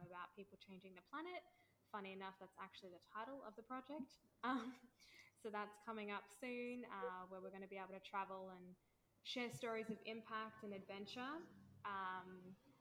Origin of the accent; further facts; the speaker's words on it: Melbourne, Victoria, Australia; moved away; born and bred in Oz, always been a creative